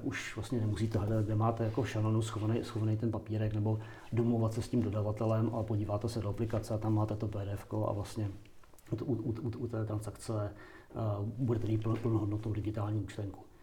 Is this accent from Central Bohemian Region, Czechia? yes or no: yes; Kladno, Central Bohemian Region, Czechia; já jsem třeba z Kladna, jako původem pocházím